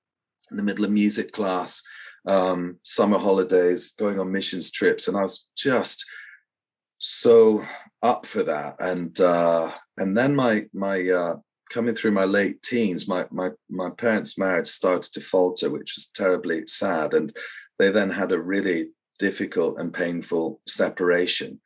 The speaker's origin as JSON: {"language": "English", "region": "Scotland", "country": "United Kingdom", "tie": "born or raised there", "also_born_or_lived": "Edinburgh", "said": "I grew up actually in a really beautiful but very tiny hamlet in the countryside, about a dozen houses or so. And I was born in Edinburgh"}